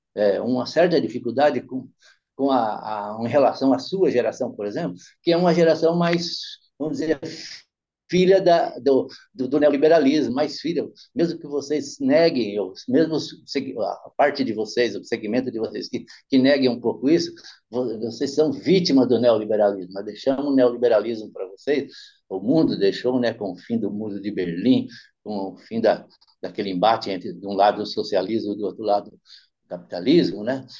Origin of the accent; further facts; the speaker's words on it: São Bernardo do Campo, São Paulo, Brazil; descendente de italiano que tinha muito em São Bernardo, onde eu me criei